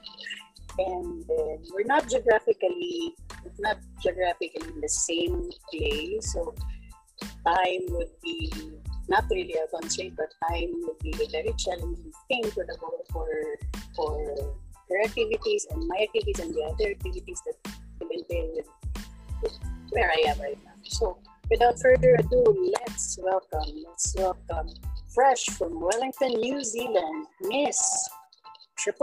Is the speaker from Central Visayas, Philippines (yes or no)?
yes; Cebu, Central Visayas, Philippines; I'm from Cebu, so it's basically Bisaya and English